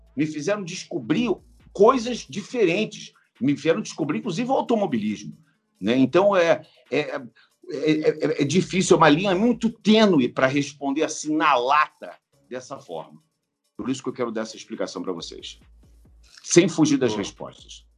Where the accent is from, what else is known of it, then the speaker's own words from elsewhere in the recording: Rio de Janeiro, Brazil; eu moro no Rio, quer dizer, eu estou em São Paulo, mas eu sou do Rio de Janeiro